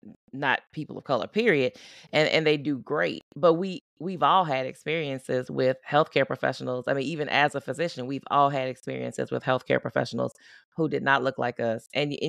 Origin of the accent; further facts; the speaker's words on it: Southern United States, United States; I grew up in the Deep South. I grew up in the South. It just wasn't a thing.